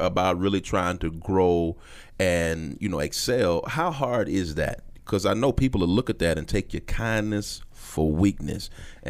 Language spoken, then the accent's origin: English; St. Louis, Missouri, United States; Okay, so you give them that look like I'm from St. Louis, so.